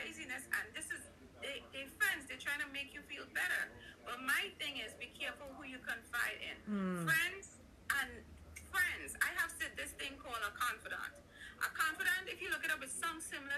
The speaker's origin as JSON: {"language": "English", "country": "Trinidad & Tobago", "said": "I'm from Trinidad"}